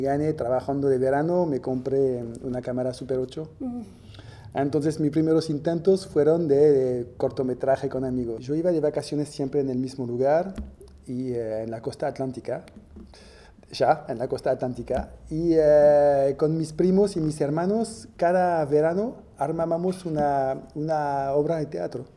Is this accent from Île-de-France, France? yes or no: yes; Villepinte, Île-de-France, France; moved away; Nací eh, cerca de París, en los alrededores de París, en una pequeña ciudad que se llama Villepinte